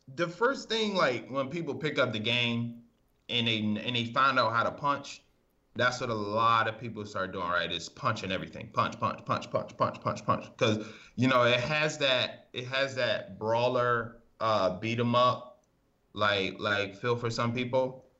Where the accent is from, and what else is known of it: Maryland, United States; moved away as an adult; also born or lived in Massachusetts